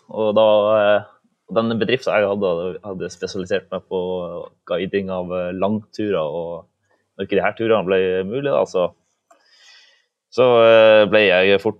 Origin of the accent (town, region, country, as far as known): Balsfjord, Troms, Norway; also born or lived in Svalbard